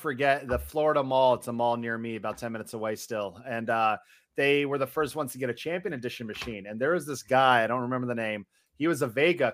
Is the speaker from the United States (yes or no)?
no; Canada; Being Canadian